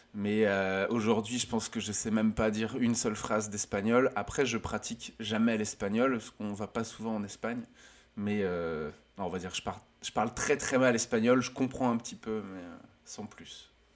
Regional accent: Lorient, Brittany, France; je suis originaire de Lorient en Bretagne, c'est dans l'ouest de la France.

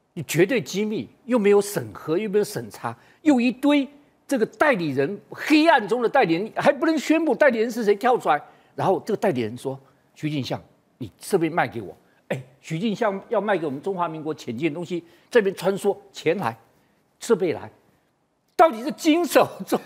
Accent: Taiwan; 这是我们台湾人最心酸的一件事情

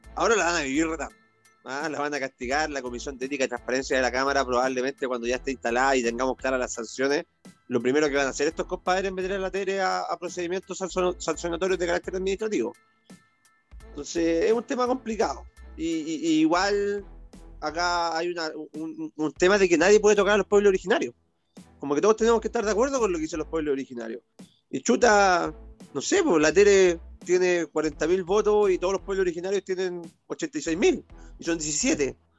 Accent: Valparaíso, Chile; mis tierras de la quinta región, de la quinta costa, de donde yo soy originario

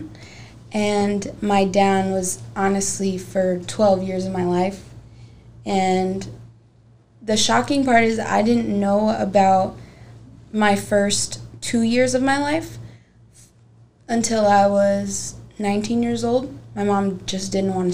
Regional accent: Gary, Indiana, United States; moved away; also born or lived in Merrillville, Indiana; I'm from Indiana. I was born in Maryville, Indiana, but I grew up in Miller and Gary, Indiana

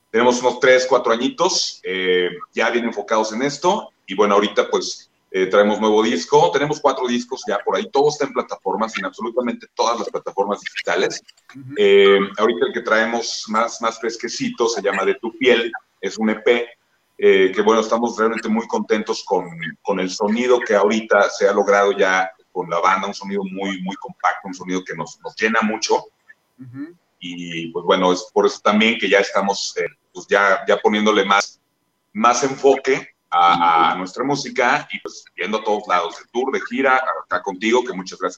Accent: San Miguel de Allende, Guanajuato, Mexico; somos el …, venimos desde San Miguel de Allende

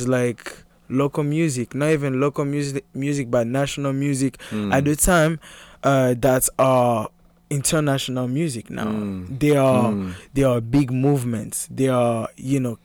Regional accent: Lubumbashi, Haut-Katanga, DR Congo; English is a second language; now in Portland, Maine, United States; I was born and raised in Lubumbashi City.

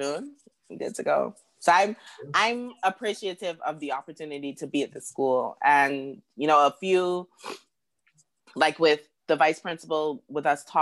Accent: Freeport, Grand Bahama, Bahamas; moved away as an adult; also born or lived in Nassau, Bahamas; now in Beijing, China; I have family, you know, from my hometown of Freeport

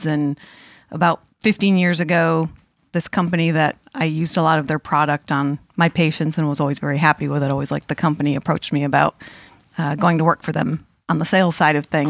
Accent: Monson, Massachusetts, United States; I grew up in Munson, Mass

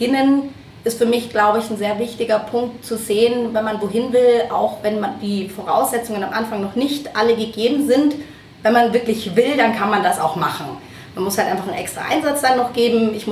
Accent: Munich, Bavaria, Germany; bin ein Münchner Kindle, trifft man ja auch nicht mehr ähm, so häufig

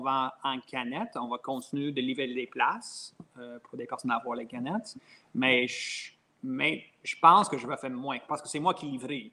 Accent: Franklin, Quebec, Canada; moi, je viens de Covey Hill, Franklin

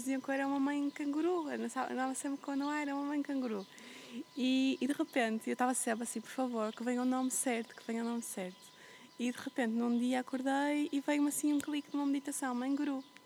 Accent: Porto, Norte, Portugal; moved away as an adult; also born or lived in Flores Island, Azores / Algarve; eu cresci, eu nasci e fui criada no meio da cidade, no Porto.

